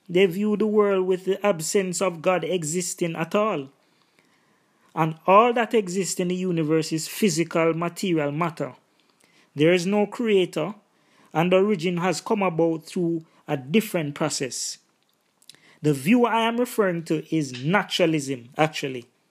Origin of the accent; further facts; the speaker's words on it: Jamaica; In my own cultural context and background, 'cause I'm Jamaican, there is Rastafarianism